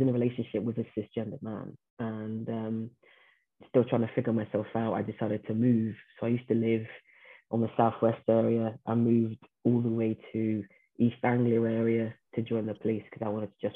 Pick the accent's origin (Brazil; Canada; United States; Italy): Brazil; first language Portuguese; English is a second language; moved away; I was born in Brazil